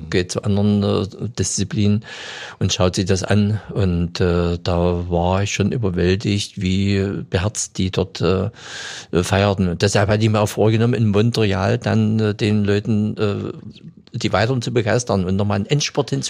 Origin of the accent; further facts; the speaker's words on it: Germany; Und ich bin ja in der Saale groß geworden.